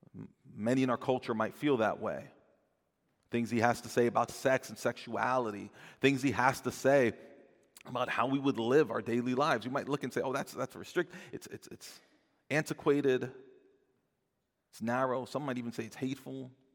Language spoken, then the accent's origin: English; New Jersey, United States; I'm from New Jersey